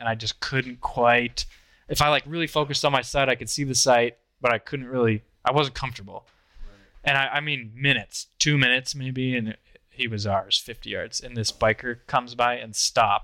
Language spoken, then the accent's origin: English; Iowa, United States; I'm still from Iowa.